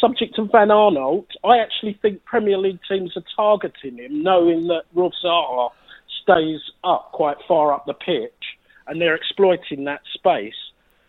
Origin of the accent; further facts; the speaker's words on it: London, United Kingdom; I'm from Catford. I'm coming in Beckenham now.